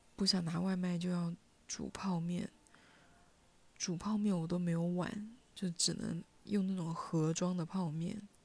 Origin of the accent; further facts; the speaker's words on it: Hunan, China; first language Hunanese; now in Shenzhen, China; 用我的家乡话，就是用湖南话